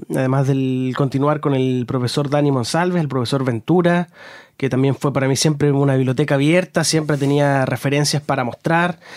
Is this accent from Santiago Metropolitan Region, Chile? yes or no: no; Concepción, Biobío, Chile; yo soy de Concepción